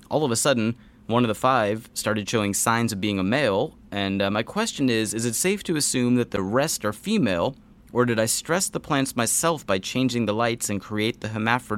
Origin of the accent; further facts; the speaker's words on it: Texas, United States; Yes, I'm from Texas.